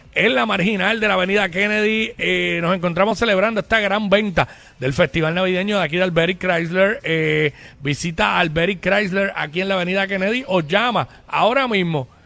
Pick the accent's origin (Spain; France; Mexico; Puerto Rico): Puerto Rico; Cabo Rojo; mi pueblo, Cabo Rojo